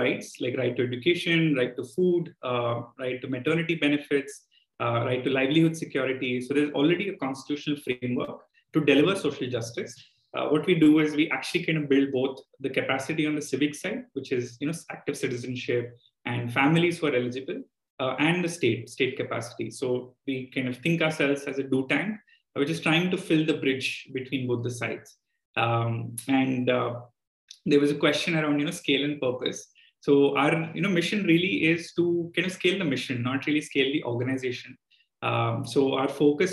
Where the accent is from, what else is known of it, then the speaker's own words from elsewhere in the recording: Andhra Pradesh, India; my home state as well, Andhra Pradesh